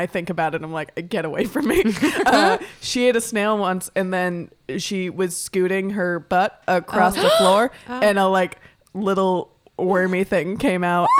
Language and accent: English; Florida, United States; moved away; growing up in Florida, when it rained, the entire state was just covered in snails